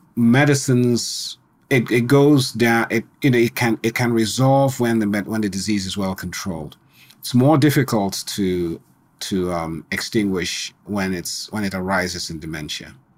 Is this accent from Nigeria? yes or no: yes; Nigeria; moved away; also born or lived in Colorado, United States; I grew up in Nigeria, Yeah, even though I was born in Colorado. Grew up in Nigeria